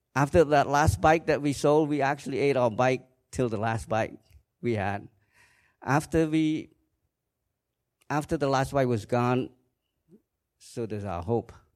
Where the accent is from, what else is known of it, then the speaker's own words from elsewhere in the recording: Kampong Cham, Cambodia; moved away; I was born in Cambodia in nineteen sixty-four in a small village in Kampongcham province.